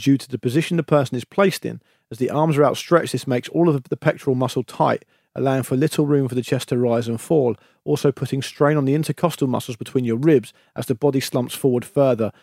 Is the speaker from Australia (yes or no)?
no; Gosport, South East England, United Kingdom; now in London, United Kingdom; Fairham, just next to Gosport where I'm from.